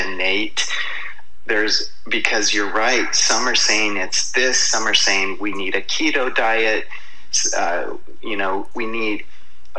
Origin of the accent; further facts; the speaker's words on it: United States; we grew up in excess in America